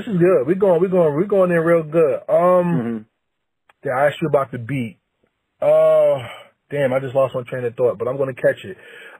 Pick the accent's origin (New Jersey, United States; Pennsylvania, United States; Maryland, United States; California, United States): New Jersey, United States; Like I said, I'm from New Jersey.